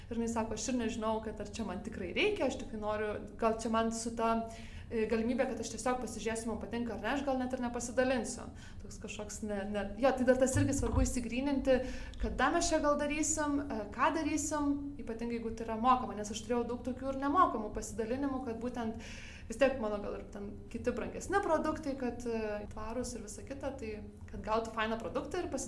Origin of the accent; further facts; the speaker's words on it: Lithuania; now in Denmark; aš esu lietuvė